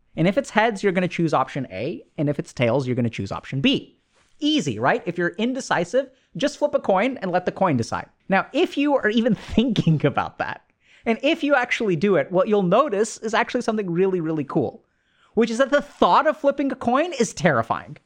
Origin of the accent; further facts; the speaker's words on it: India; being Indian, is, you know, I come from a culture where arranged marriages happen.